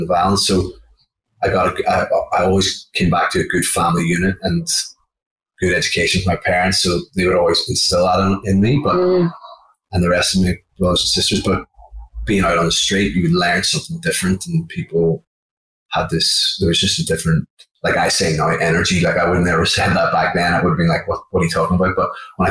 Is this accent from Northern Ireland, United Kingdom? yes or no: yes; Derry, Northern Ireland, United Kingdom; moved away as an adult; now in Australia; I grew up in Derry City in the northwest of Ireland